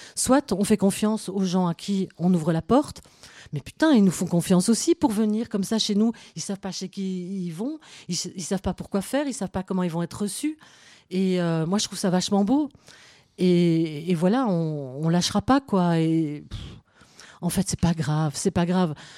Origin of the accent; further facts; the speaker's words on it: Belgium; moi je suis belgo-belge